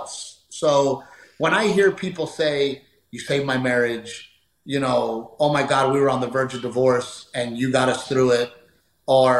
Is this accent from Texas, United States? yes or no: yes; Texas, United States; being a Texan